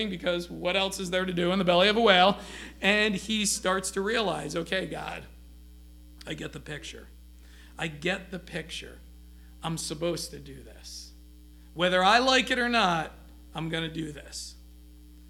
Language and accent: English; United States; we as American Christians